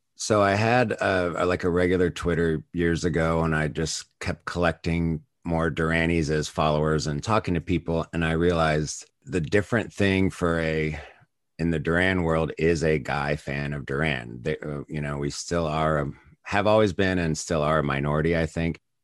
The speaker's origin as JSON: {"language": "English", "country": "United States"}